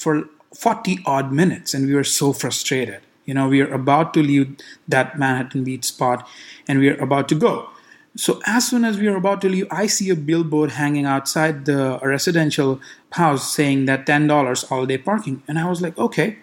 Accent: India; now in Los Angeles, United States; I grew up in India

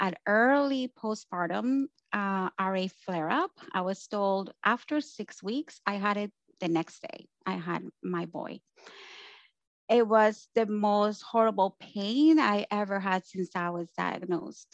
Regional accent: Colombia; now in Canada; I'm from Colombia and I live in Canada

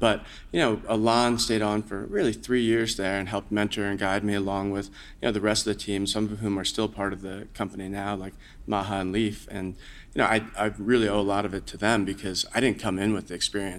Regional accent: New York area, United States; I grew up in the New York area

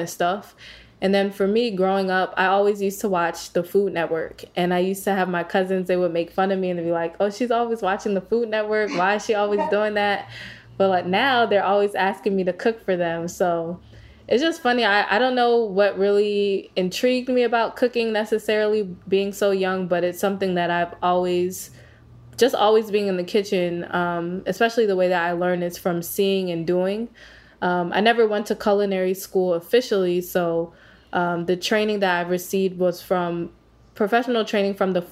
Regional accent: Maryland, United States; also born or lived in New York / Las Vegas; I was actually born and raised in Maryland, so I grew up here

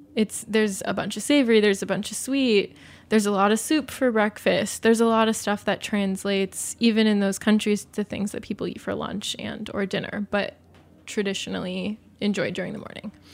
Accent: Southwest, United States; growing up in the Southwest, we always had avocado, beans, tomatoes

